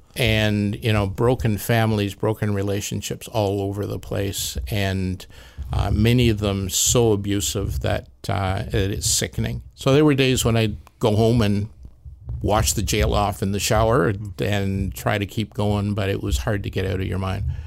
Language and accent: English; Peterborough, Ontario, Canada; moved away as an adult; also born or lived in Alberta; now in Lower Mainland, Canada; Peterborough, Ontario.